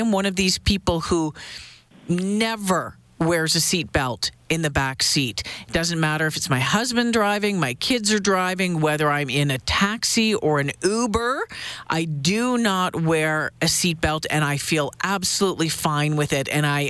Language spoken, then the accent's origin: English; Ontario, Canada; Yeah, and you know what? I grew up in Ontario as well.